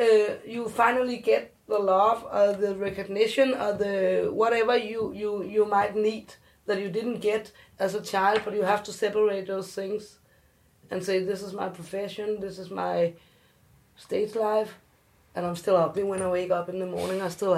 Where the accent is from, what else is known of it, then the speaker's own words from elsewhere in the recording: South Korea; You can't see me, but I'm adopted, and I'm from Korea, so we don't know if I have inherited something.